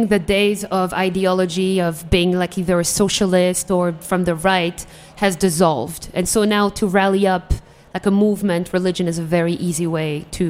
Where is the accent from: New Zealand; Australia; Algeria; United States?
Algeria; because I'm from Algeria and we didn't really have an Arab Spring.